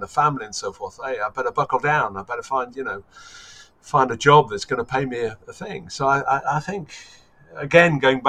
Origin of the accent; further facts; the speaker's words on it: Germany; I grew up in Germany, in the American sector in Germany, and listened to AFN